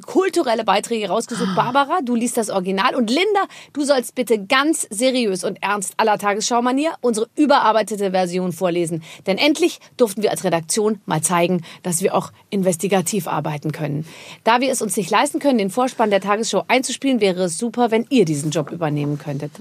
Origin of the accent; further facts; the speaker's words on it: Rhineland-Palatinate, Germany; ich komme aus der Pfalz, meine Eltern ja. sind aus der Pfalz